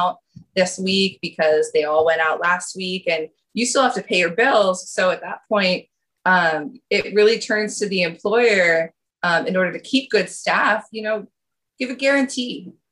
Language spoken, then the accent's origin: English; Durham, New Hampshire, United States; moved away as an adult; also born or lived in New York City; now in Providence, United States; I grew up in Durham, New Hampshire.